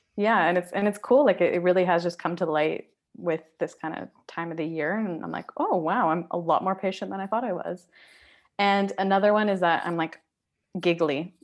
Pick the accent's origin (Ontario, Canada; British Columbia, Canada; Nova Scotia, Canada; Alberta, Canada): British Columbia, Canada; Surrey; also born or lived in East Vancouver; now in Vancouver, Canada; I live in East Vancouver, but I grew up in Surrey.